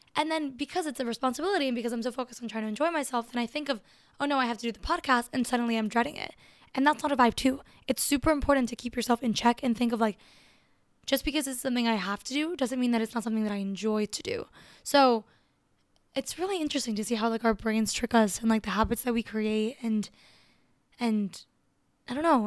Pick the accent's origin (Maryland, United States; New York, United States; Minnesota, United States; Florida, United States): Florida, United States; Miami; I grew up in Miami. I grew up in a huge city, and I grew up as an immigrant